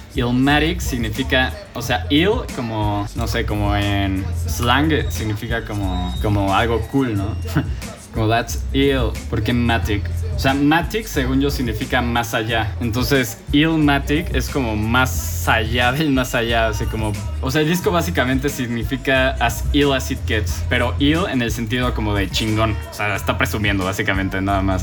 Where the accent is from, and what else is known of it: Mexico